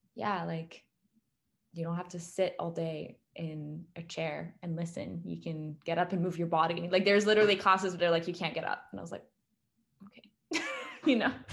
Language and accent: English; France; moved away; I grew up in France